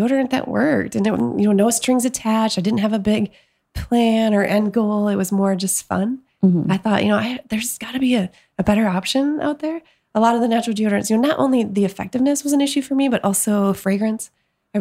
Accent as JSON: {"language": "English", "region": "Michigan", "country": "United States", "tie": "born or raised there", "moved": "yes", "lives_now": "Portland, United States", "said": "I grew up in Michigan"}